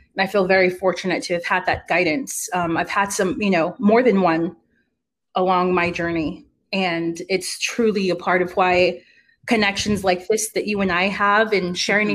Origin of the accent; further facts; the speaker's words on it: Uvalde, Texas, United States; moved away as an adult; also born or lived in Atlanta, Georgia; now in San Antonio, United States; I came from a really small town in Uvalde, Texas